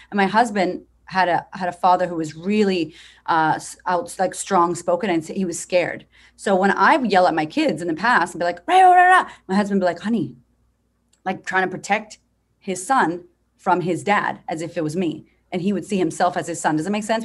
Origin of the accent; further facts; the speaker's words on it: United States; moved away as an adult; now in Australia; I'm from America